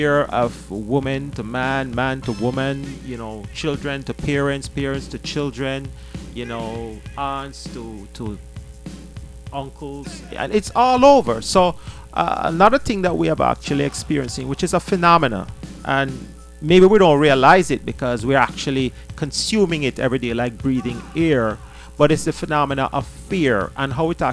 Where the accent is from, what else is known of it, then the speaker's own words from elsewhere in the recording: Jamaica; moved away; I'm from Jamaica